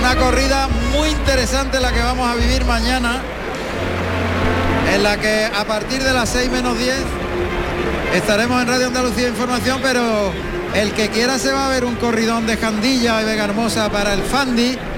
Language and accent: Spanish; Ecuador; De Ecuador.